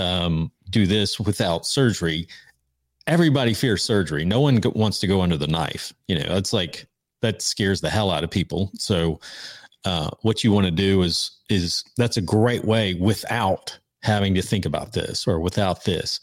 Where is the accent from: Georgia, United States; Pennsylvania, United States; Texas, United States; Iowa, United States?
Georgia, United States; we're from Georgia